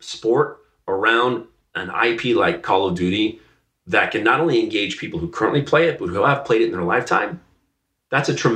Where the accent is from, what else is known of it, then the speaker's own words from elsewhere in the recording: Dallas, Texas, United States; I grew up in Dallas, Texas.